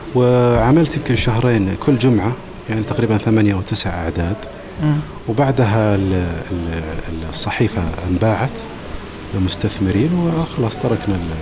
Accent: Saudi Arabia; حنا السعوديين

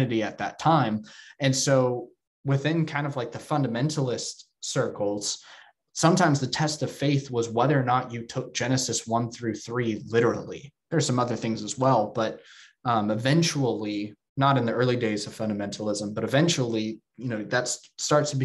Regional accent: Texas, United States; moved away; I'm from Texas and my hometown has very deep roots in fundamentalism and evangelicalism

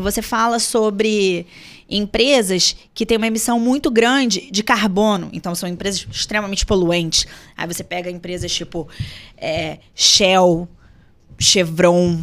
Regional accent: Brazil

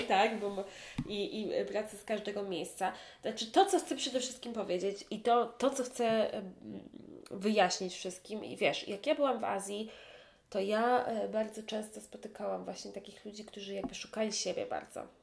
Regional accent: Poland; now in Hong Kong; mówię po polsku, jestem z Polski

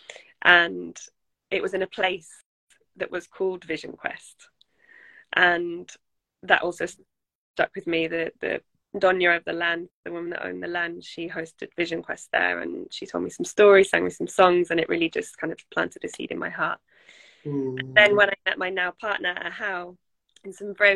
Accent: England, United Kingdom; I am from England

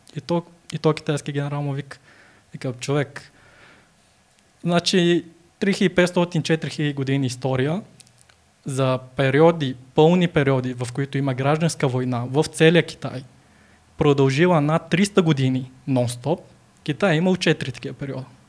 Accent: Bulgaria; also born or lived in China; аз по, по се възприема за българин

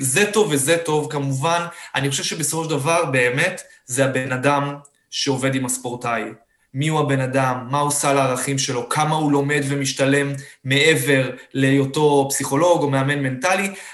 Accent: Beersheba, Southern District, Israel; אני באר שבעי במקור

